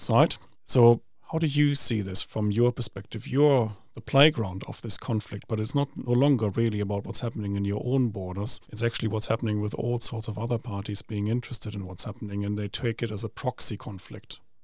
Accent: Essen, North Rhine-Westphalia, Germany; now in New Zealand; I come from Essen

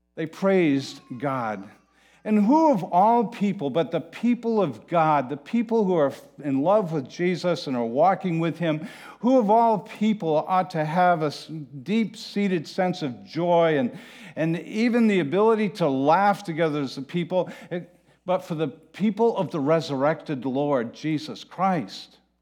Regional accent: Manchester-by-the-Sea, Massachusetts, United States; I am from Manchester by the Sea

